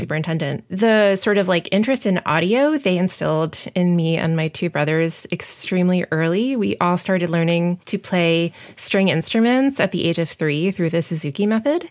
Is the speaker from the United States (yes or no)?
yes; Long Island, New York, United States; moved away as an adult; also born or lived in Omaha; growing up on Long Island, I had such easy access to New York City